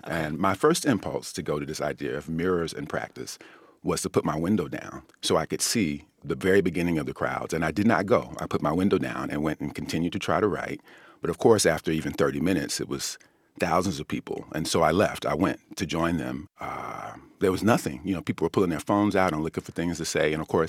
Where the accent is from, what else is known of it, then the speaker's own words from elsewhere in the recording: United States; So I think about that as an American.